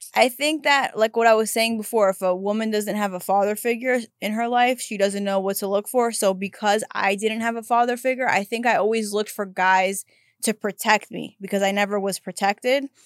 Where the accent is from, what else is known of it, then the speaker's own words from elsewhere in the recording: New York City, New York, United States; now in Los Angeles, United States; I grew up in Brooklyn